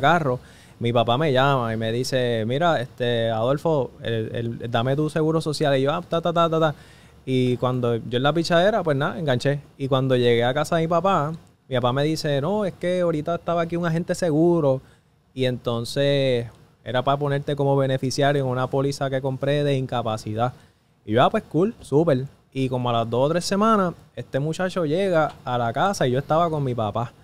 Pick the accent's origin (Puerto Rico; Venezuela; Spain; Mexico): Puerto Rico; Mayagüez; Yo como tal soy de Mayagüez, Puerto Rico